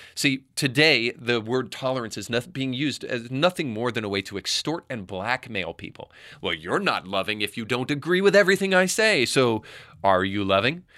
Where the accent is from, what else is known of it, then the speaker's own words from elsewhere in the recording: Tennessee, United States; my home state of Tennessee